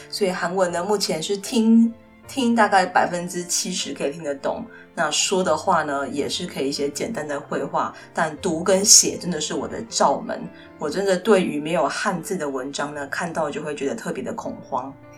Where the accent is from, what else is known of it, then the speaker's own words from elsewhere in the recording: Kaohsiung, Taiwan; first language Mandarin Chinese; 其实我的爸爸妈妈都是客家人，然后他们都是在屏东的客家村长大。所以呢，很自然地他们会讲一口很流利的客家话。但因为工作的关系，所以我出生之前他们就已经搬到高雄来，所以呢，我也是在都市出生长大